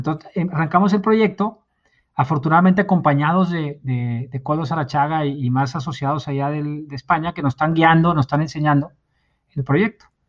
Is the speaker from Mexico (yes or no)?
yes; Mexico; como decimos aquí en México